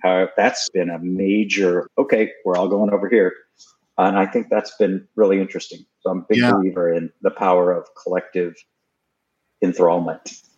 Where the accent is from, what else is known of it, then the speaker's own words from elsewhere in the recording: Houston, Texas, United States; moved away as an adult; also born or lived in New York City / Massachusetts; I grew up to the extent that I grew up in Houston, Texas.